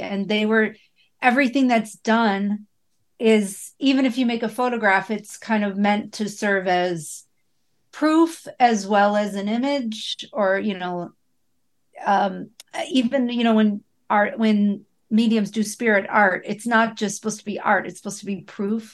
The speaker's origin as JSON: {"language": "English", "town": "Buffalo", "region": "New York", "country": "United States", "tie": "born or raised there", "said": "I grew up in Buffalo"}